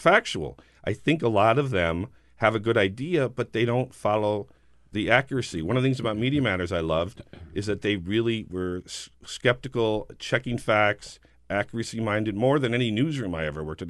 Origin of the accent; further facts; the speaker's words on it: New Jersey, United States; I'm from New Jersey